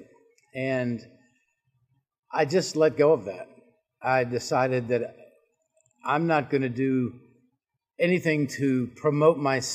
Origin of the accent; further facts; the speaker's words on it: Charleston, South Carolina, United States; moved away as an adult; now in North Carolina, United States; I grew up in Charleston, South Carolina